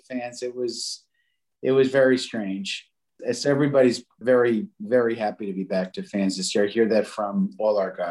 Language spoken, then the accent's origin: English; New York City, New York, United States; I grew up in an Italian neighborhood in the Bronx in Pelham Bay.